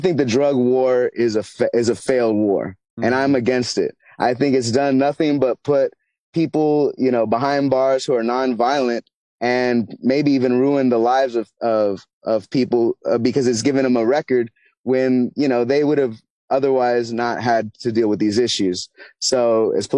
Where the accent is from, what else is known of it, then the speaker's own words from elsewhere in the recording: United States; I'm an American